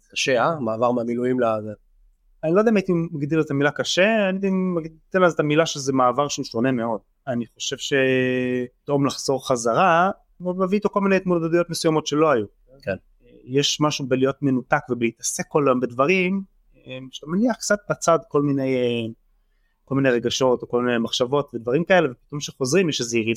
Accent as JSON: {"language": "Hebrew", "town": "Mitzpe Yeriho", "region": "West Bank", "country": "Palestine", "tie": "born or raised there", "lives_now": "Tel Aviv, Israel", "said": "אז אני בן 33, אה, גר בתל אביב, גדלתי במצפה יריחו, שזאת התנחלות דתית ליד ירושלים"}